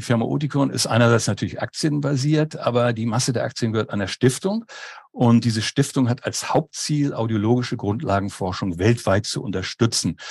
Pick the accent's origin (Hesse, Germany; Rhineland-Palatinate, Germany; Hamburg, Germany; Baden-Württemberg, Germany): Hamburg, Germany; moved away as an adult; now in Schleswig-Holstein, Germany; bin aber geborener und gebürtiger Hamburger